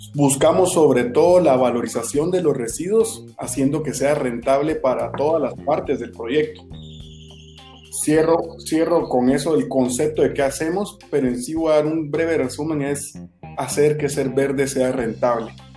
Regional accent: Guatemala; como guatemaltecos

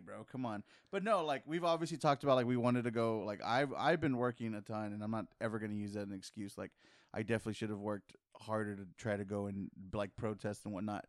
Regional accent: San Antonio, Texas, United States; we're from San Antonio, and here in this city, technically, we're the majority

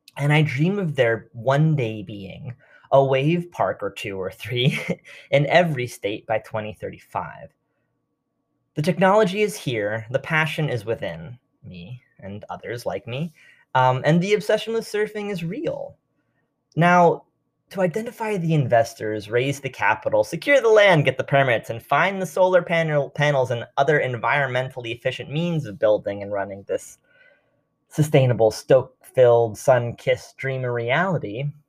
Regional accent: New York City, New York, United States; I grew up in New York City

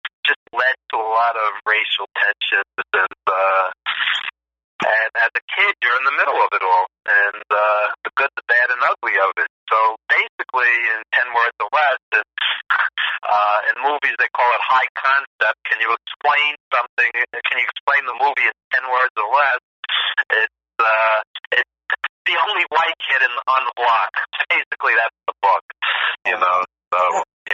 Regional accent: New York City, New York, United States; I grew up in East Flatbush, Brooklyn, and it was a rough neighborhood

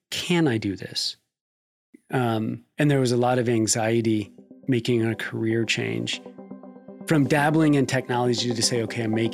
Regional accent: Nebraska, United States; now in Kentucky, United States; I came to Kentucky from Nebraska um, to pursue a career in uh, strength and conditioning.

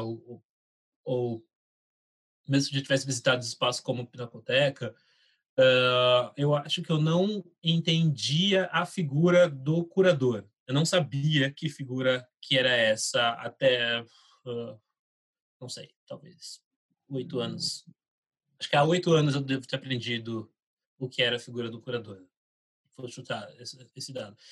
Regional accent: Taboão da Serra, São Paulo, Brazil; Eu nasci em São Paulo, cresci em Taboão da Serra, que é onde meus pais vivem até hoje

